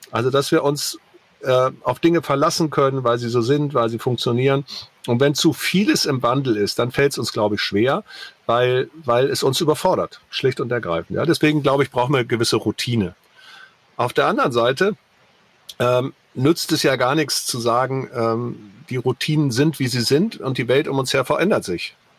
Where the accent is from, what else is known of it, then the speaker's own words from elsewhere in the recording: the North, Northern Germany, Germany; ich komme auch aus dem Norden